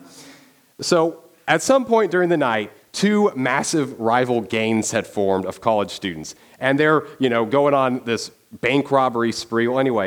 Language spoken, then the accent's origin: English; Dodge City, Kansas, United States; moved away; I'm from Dodge City, Kansas